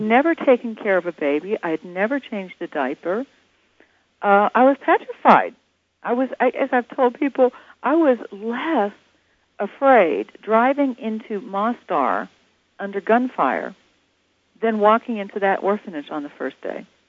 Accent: Atlanta, Georgia, United States; I'm from Atlanta

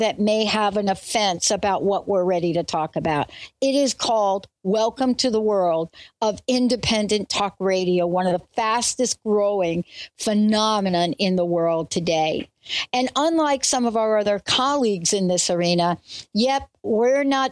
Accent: New Jersey, United States; also born or lived in New York; born in New York, grew up in New Jersey

